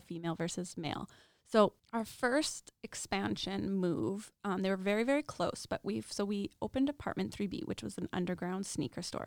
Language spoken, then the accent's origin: English; Regina, Saskatchewan, Canada; also born or lived in Lethbridge; I am born and raised in Regina